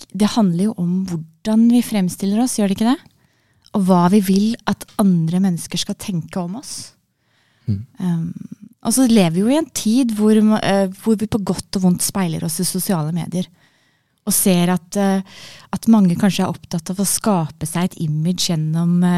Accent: Eastern Norway, Norway; accent: Eastern Norwegian; Så det er naturlig at jeg snakker østlandsk.

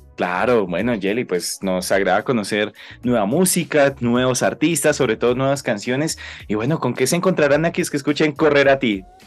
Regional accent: Laguna de Tota, Boyacá, Colombia; grabado en la Laguna de Tota, justamente en mi tierra, en el lugar donde nací

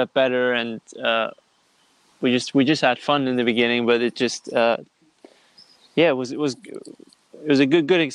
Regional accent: Kempen, North Rhine-Westphalia, Germany; moved away as an adult; now in London, United Kingdom; I was born in Germany, in a small town called Kempen, which is near Düsseldorf and Cologne. It's like in the west part of Germany. And I grew up there, spent all my childhood here.

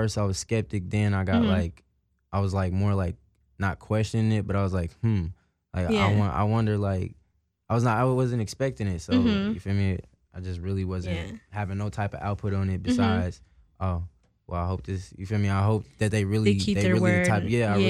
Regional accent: Indianapolis, Indiana, United States; now in Seattle, United States; And I was like, nah, I'm from Indianapolis, Indiana.

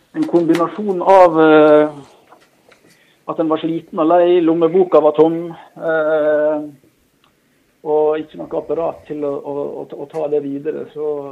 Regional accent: Norway; also born or lived in Bærum / Lillehammer; Jeg vokste opp lengst inn i Håndalen

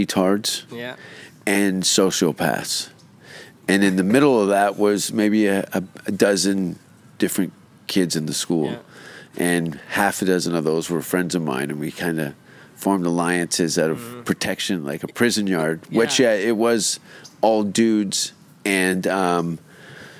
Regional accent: Hamilton, Ontario, Canada; the Hamilton Board of Education of my hometown

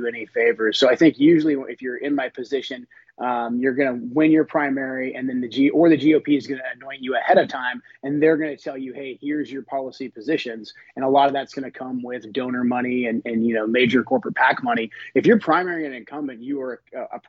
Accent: Portland, Oregon, United States; I grew up in Portland, Oregon

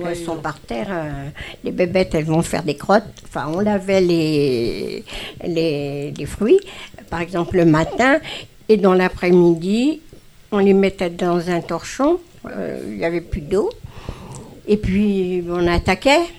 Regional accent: Château-Thierry, Hauts-de-France, France; De l'Aisne.

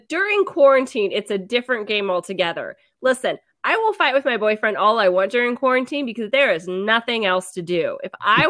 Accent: Mississippi, United States; I'm also from Mississippi

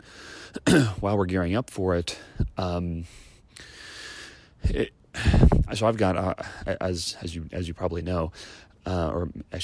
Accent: Chicago, Illinois, United States; now in Southern California, United States; I grew up in Chicago

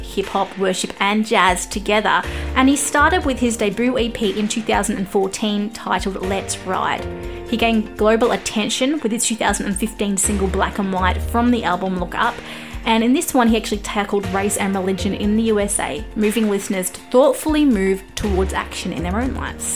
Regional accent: Australia; I'm an Aussie music journalist

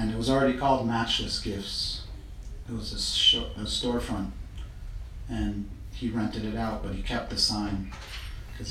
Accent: Tucson, Arizona, United States; moved away as an adult; also born or lived in New York; I grew up in Tucson, Arizona.

